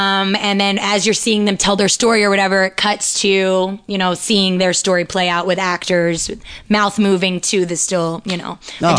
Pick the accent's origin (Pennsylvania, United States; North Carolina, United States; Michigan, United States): Pennsylvania, United States; Philadelphia; I'm from Philadelphia. And then, yeah, well, outside, Northeast Philly.